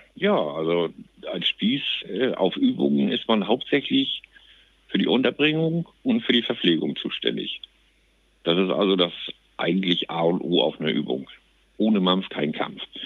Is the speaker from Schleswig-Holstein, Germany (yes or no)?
yes; Plön, Schleswig-Holstein, Germany; Ich bin gebürtiger Plöner